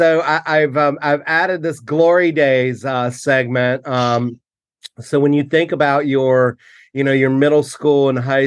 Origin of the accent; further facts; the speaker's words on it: the South, United States; moved away; My growing up in the South